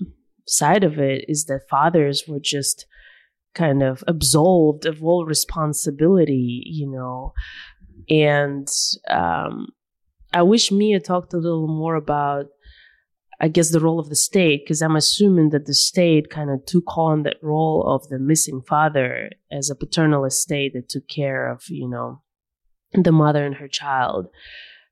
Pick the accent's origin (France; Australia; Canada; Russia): Russia; growing up in Russia